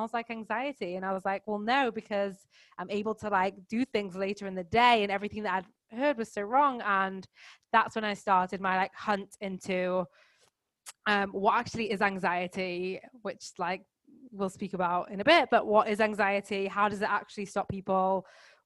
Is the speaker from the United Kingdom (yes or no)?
yes; England, United Kingdom; moved away as an adult; now in France; I am English, currently living in the south of France, but actually on my fourth continent in the last 16 months